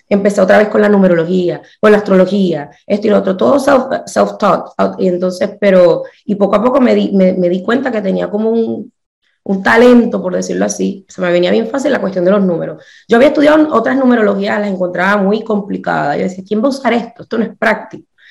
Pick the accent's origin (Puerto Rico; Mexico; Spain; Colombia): Puerto Rico; moved away as an adult; also born or lived in New Orleans / Pittsburgh; yo me crié en Puerto Rico